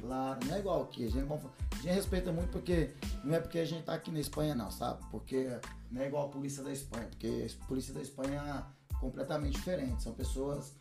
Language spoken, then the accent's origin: Portuguese; Uberlândia, Minas Gerais, Brazil; moved away as an adult; also born or lived in London; now in Spain; sou de Uberlândia, viu, gente? Uberlândia, Minas Gerais, lá da nossa terrinha